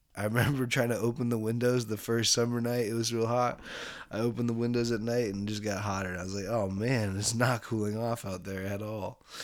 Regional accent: Bay Area, California, United States; I grew up in the Bay Area here.

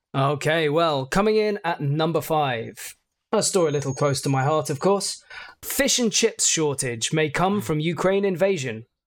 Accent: United Kingdom; being British

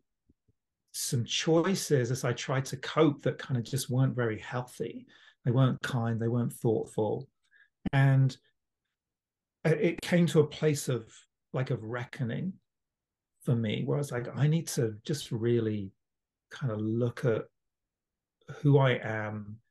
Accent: London, United Kingdom; born or raised there; now in Toronto, Canada

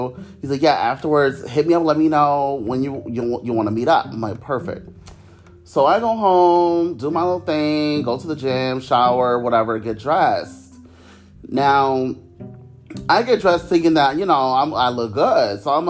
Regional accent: Cleveland, Ohio, United States; moved away as an adult; now in Orlando, United States; I'm from Cleveland, Ohio. It's very boring.

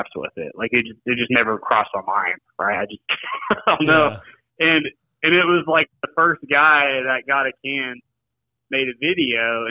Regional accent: Nashville, Tennessee, United States; moved away as an adult; also born or lived in Grand Rapids, Michigan; now in Springfield, United States; I grew up in Nashville, Tennessee, and, you know, went to college there

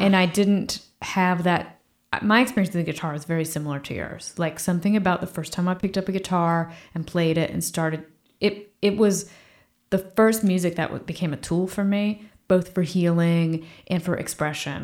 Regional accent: Fredericksburg, Virginia, United States; moved away as an adult; also born or lived in Boston; my parents moved back to Virginia. where they made their home and where I grew up in the same room in the same house till I went to college

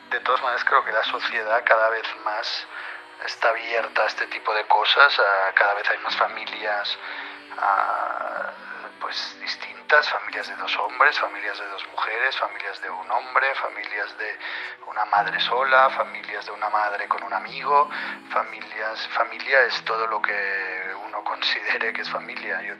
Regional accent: Barcelona, Catalonia, Spain; now in Paris, France; yo soy de Barcelona, vivimos en París

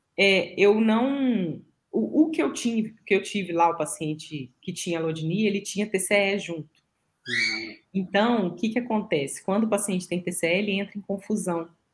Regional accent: Minas Gerais, Brazil; eu, como uma boa mineira

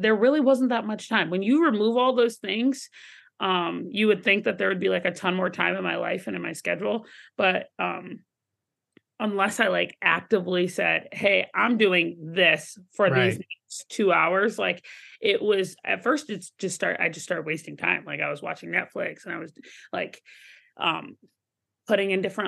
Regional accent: Atlanta, Georgia, United States; growing up in Atlanta, Georgia and the South, like it was a lot of yes, ma'am

